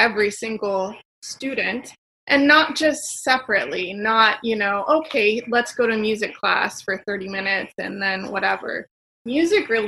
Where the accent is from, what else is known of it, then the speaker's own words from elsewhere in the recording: Stockton, California, United States; I grew up in Stockton near Sacramento